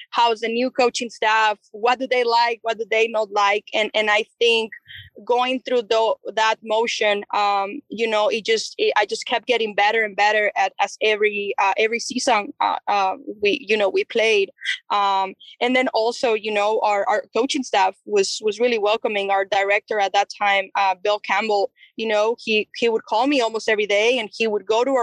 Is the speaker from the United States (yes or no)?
no; Chihuahua, Mexico; I'm I'm from Chihuahua, Chihuahua, which is a border state um, we are only three hours and a half from uh, El Paso, Texas.